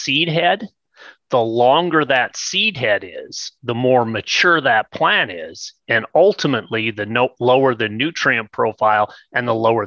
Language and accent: English; southern Idaho, United States; I grew up in Idaho where we're used to, southern Idaho